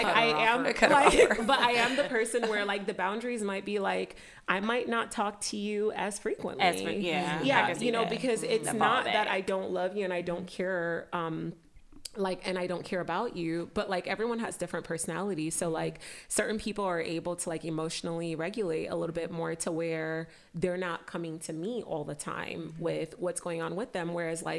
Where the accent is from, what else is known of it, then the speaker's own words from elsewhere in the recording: Nigeria; growing up, I was a people pleaser. I was like, and part of that is just, you know, being Nigerian, it's you listen to your elders